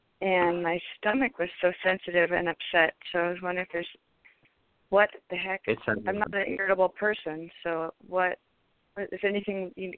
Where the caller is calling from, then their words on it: California, United States; from California.